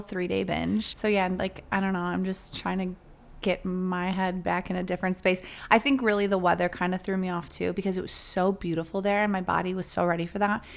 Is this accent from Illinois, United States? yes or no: yes; Chicago, Illinois, United States; we're from Chicago